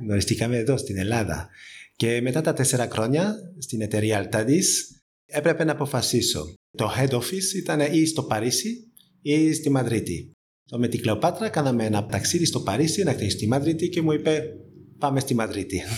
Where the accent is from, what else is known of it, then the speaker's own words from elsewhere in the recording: France; Greek is a second language; moved away as an adult; also born or lived in Spain; now in Greece; είμαι Γάλλος και έχω σπουδάσει στη Γαλλία